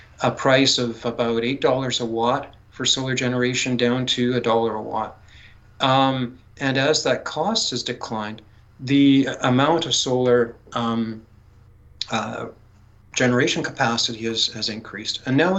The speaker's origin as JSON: {"language": "English", "town": "Taber", "region": "Alberta", "country": "Canada", "tie": "born or raised there", "said": "my hometown being Taber, and also we still have still involved with the family farm south of Taber"}